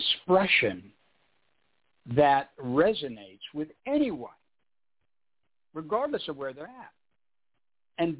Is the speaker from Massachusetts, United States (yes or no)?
no; Los Angeles, California, United States; I'm from Hollywood. This is where we're brought up.